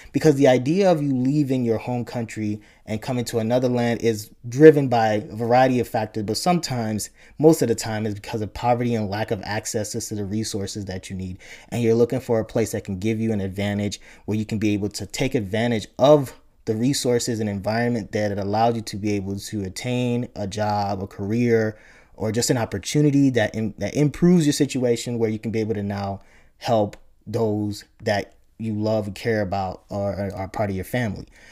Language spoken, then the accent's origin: English; Chicago, Illinois, United States; also born or lived in Nigeria / upstate New York; home for me was the great state of Illinois, um, where I grew up primarily in the Chicago area, Chicago, South Side